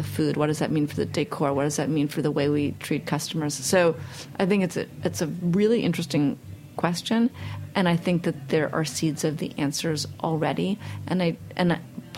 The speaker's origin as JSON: {"language": "English", "town": "New York City", "region": "New York", "country": "United States", "tie": "born or raised there", "said": "I grew up in Manhattan"}